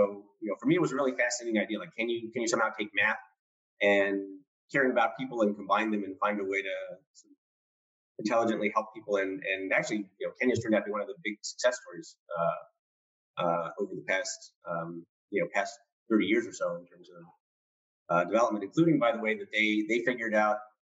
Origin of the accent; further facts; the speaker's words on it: Cupertino, California, United States; I grew up in Cupertino, California.